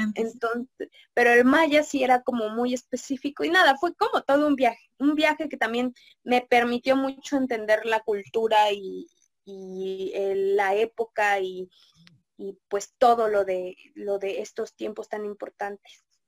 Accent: Mexico; como mexicanos

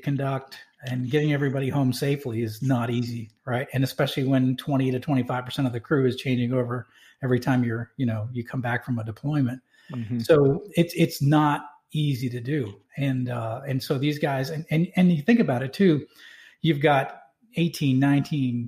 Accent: Manchester, New Hampshire, United States; I grew up in Manchester, New Hampshire. So I'm a New England guy.

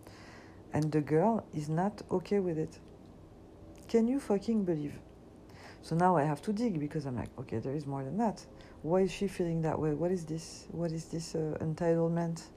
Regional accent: Paris, Île-de-France, France; now in United States; I grew up and I was born in Paris.

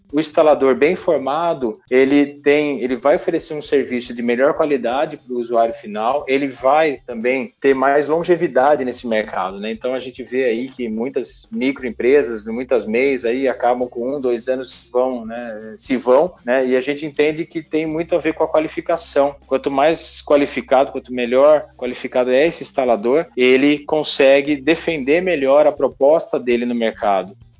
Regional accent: Jundiaí, São Paulo, Brazil; moved away as an adult; also born or lived in Campinas; Eu nasci em Jundiaí, é, onde eu, na, eu, estou morando novamente

